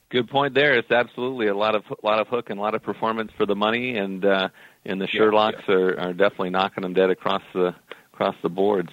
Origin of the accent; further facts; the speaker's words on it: Minneapolis, Minnesota, United States; I was born in Minneapolis, uh, St. Paul, a long, long time ago.